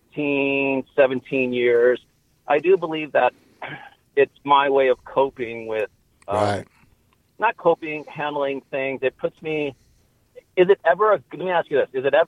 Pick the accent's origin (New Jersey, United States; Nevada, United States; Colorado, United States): Nevada, United States; Las Vegas; now in Santa Barbara, United States; I'm from Las Vegas, Nevada.